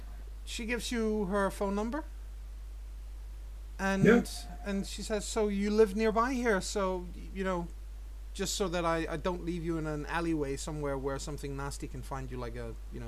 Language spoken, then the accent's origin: English; Copenhagen, Capital Region of Denmark, Denmark; I don't come from Narnia. I come from Copenhagen.